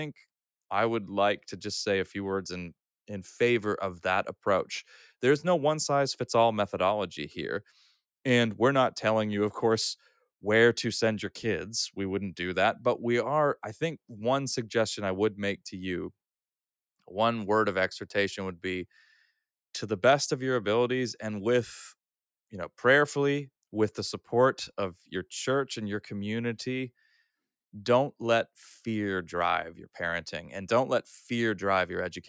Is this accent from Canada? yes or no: no; Austria; So I grew up, I'm a third culture kid. I grew up in Europe, in Austria, and I've attended both public and Christian schools. I started off at an Austrian school, where I learned to read and write in German.